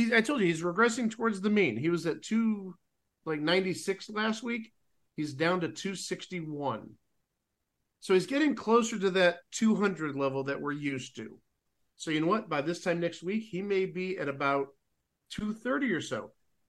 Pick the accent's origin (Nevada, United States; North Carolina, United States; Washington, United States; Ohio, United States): Ohio, United States; Cleveland; born or raised there